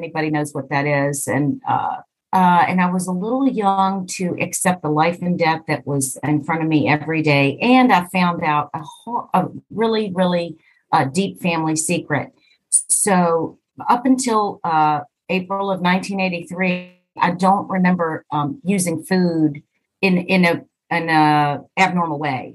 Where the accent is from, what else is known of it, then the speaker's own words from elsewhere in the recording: East Coast of the U.S., United States; I am from the East Coast of the U.S.